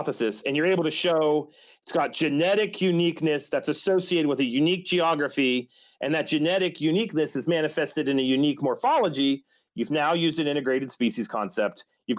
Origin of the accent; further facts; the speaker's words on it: West Virginia, United States; West Virginia, I can talk about my home state here